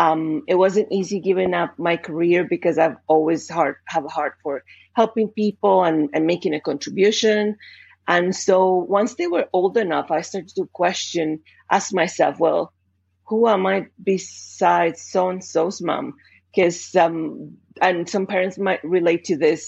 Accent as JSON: {"language": "English", "country": "Colombia", "tie": "born or raised there", "second_language": "English", "moved": "as an adult", "lives_now": "Canada", "said": "clearly from my accent, I'm not English speaker to begin with. I was born and raised in Colombia"}